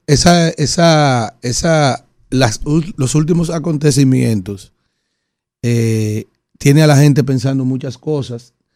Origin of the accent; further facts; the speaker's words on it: Yaguate, San Cristóbal, Dominican Republic; Yo soy de Yaguate, San Cristóbal, que nos divide la provincia y Abaní por el río Nizao